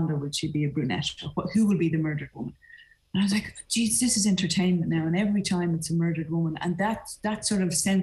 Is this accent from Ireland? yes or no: yes; Ireland; as an Irish woman